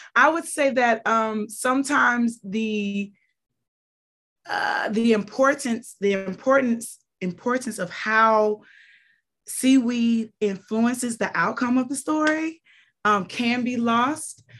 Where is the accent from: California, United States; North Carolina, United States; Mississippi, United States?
Mississippi, United States; I'm from Mississippi